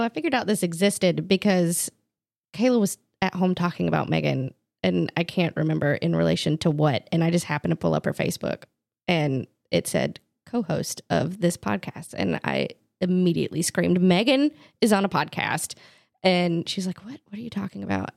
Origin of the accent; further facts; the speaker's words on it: Mint Hill, North Carolina, United States; moved away as an adult; now in Salisbury, United States; I am a Charlotte native. I grew up in Mitt Hill, um, spent the majority of my life in Mitt Hill up until about two years ago. I moved to Salisbury.